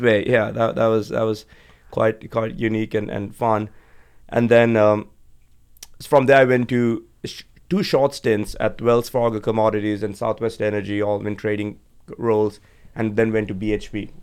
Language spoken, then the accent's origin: English; Sri Lanka; moved away as an adult; also born or lived in Georgia, United States; I was uh, born and raised in Sri Lanka, beautiful island on the other side of the world